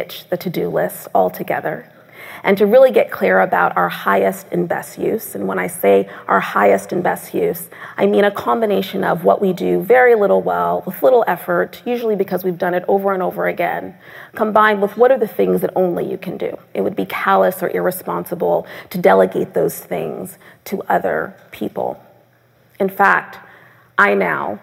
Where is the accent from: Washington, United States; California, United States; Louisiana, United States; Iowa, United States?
Washington, United States; Seattle; moved away; also born or lived in Tacoma, Washington; I was born 9 months later at Fort Lewis Army Base in Tacoma, Washington, which is how I'm from Seattle